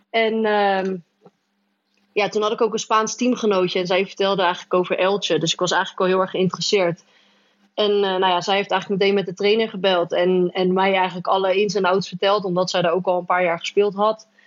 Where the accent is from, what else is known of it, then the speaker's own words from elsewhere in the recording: Germany; now in Spain; Ja, want ik kom natuurlijk uit Duitsland, waar het echt eh, strikt was. En daar mocht je natuurlijk helemaal eh, niks doen, niks zeggen, niet lachen, niks. En toen ging ik naar Spanje